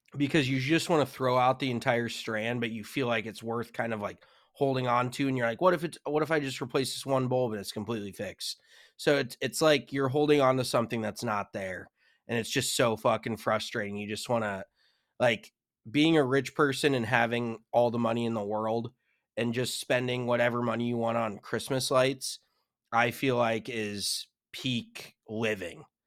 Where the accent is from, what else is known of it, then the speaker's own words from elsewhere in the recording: Colorado, United States; moved away; growing up in Colorado, you're used to seeing mountains and snow